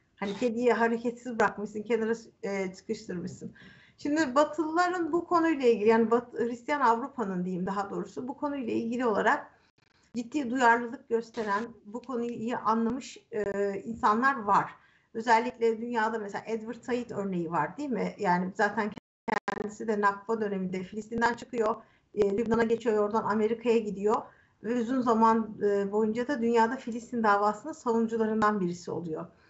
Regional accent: Istanbul, Turkey; Aynı sokakta büyümüşüz

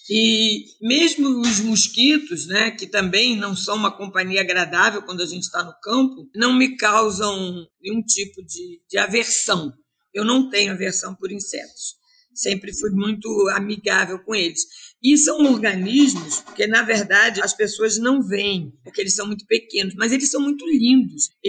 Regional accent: Rio de Janeiro, Brazil; Eu venho do Rio de Janeiro e eu nunca imaginei que seria tão bom vir para a Amazônia.

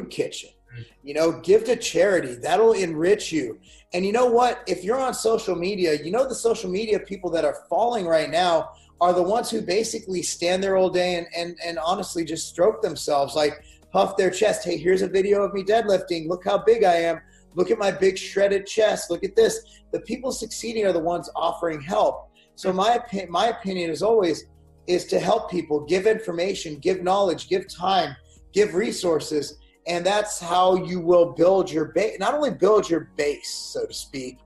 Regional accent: United States; I speak as an American

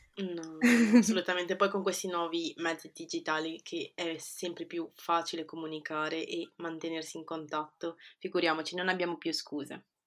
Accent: Genoa, Liguria, Italy; born or raised there; moved away as an adult; also born or lived in Peru; now in London, United Kingdom

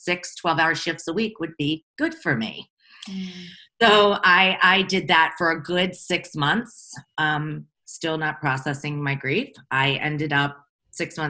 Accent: Baltimore, Maryland, United States; I come from Baltimore, Maryland.

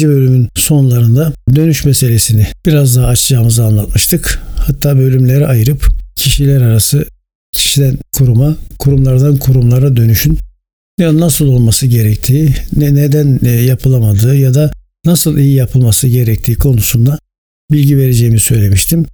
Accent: Turkey; bir Türk vatandaşı olarak ve bir Türk olarak

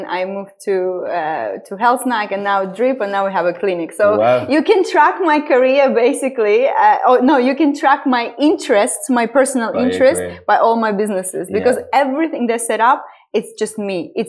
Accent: Estonia; moved away as an adult; also born or lived in London, United Kingdom; now in Dubai, United Arab Emirates; I'm originally born and raised in Estonia, but it was the Soviet Union. So I went to Russian school

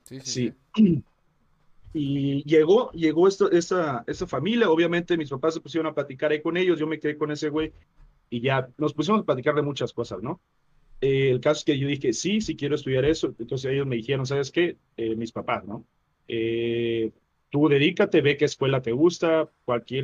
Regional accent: Chiapas, Mexico; moved away as an adult; also born or lived in Mexico City; terminando la preparatoria en, Chiapas

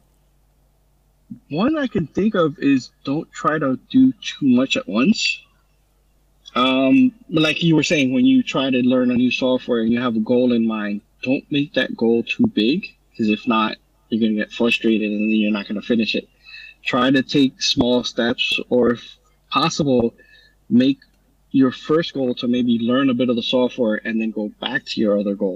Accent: New York City, New York, United States; I've been born and raised in New York City

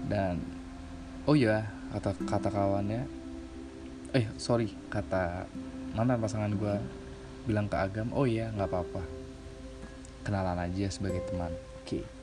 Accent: Bandar Lampung, Lampung, Indonesia; gue pernah LDR sebelumnya dari kota asal gue Bandar Lampung

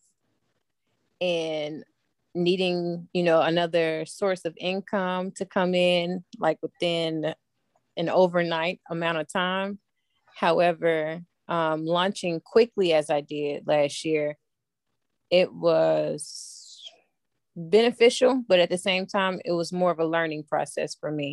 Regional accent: Memphis, Tennessee, United States; born and raised in Memphis, Tennessee.

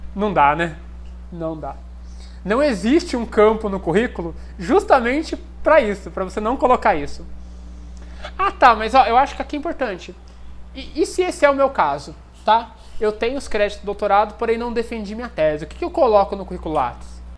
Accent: Brazil; also born or lived in Germany; eu sou, sou aqui do Brasil, passei pela Alemanha

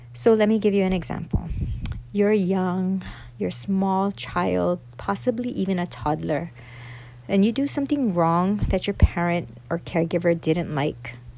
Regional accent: Oahu, Hawaii, United States; i am a local girl, born and raised here on Oahu.

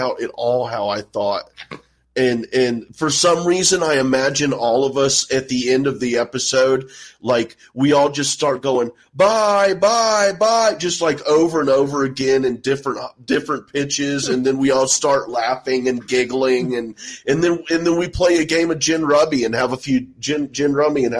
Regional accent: Houston, Texas, United States; moved away; I grew up in Houston

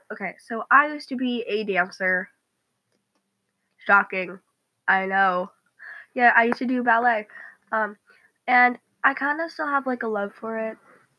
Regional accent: United States; I'm American.

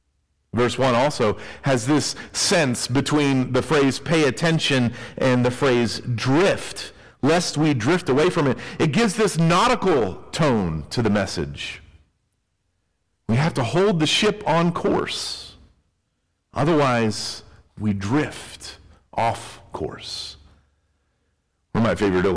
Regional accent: Tennessee, United States; I grew up in Tennessee, and Tennessee is known for its rolling hills.

